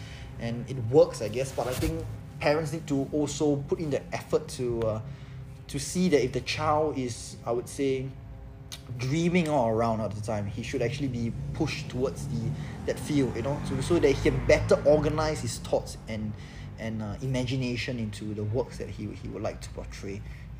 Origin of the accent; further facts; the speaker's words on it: Singapore; in few places, as a Singaporean male.